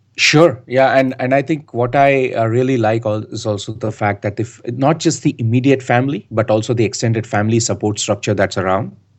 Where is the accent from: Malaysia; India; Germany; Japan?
India; moved away as an adult; also born or lived in United States / Canada; now in Bangalore, India; I've been born and raised in India. I like to call myself the son of the soil.